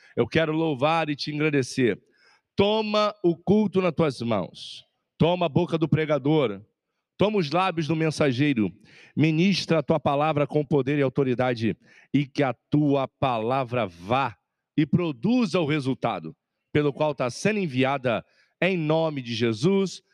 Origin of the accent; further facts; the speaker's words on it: Rio de Janeiro, Brazil; Eu sou carioca, eu sou lá de Olaria.